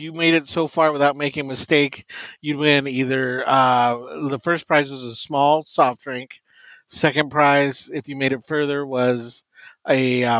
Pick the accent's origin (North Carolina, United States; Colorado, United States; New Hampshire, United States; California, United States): Colorado, United States; Denver; I grew up in Denver